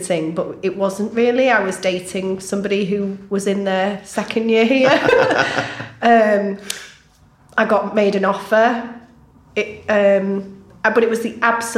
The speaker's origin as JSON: {"language": "English", "town": "Southport", "region": "North West England", "country": "United Kingdom", "tie": "born or raised there", "said": "I grew up in Southport"}